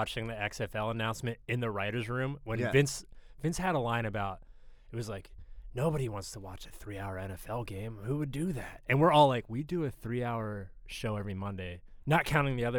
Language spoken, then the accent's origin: English; Harrisburg, Pennsylvania, United States; also born or lived in Philadelphia / Greenpoint, New York; now in New York, United States; I'm from Central Pennsylvania, Harrisburg, PA